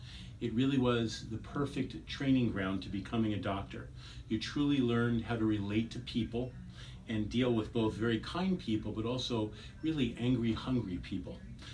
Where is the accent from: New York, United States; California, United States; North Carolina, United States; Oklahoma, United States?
New York, United States; Mineola; I was born in New York, Mineola, Long Island, to be exact.